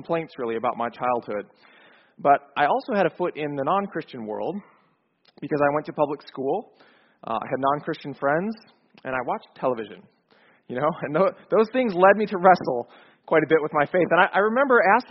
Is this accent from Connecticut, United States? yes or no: no; Chicago, Illinois, United States; moved away as an adult; now in Atlanta, United States; I grew up in Chicago, so not so far from here, but I moved to Atlanta 5 years ago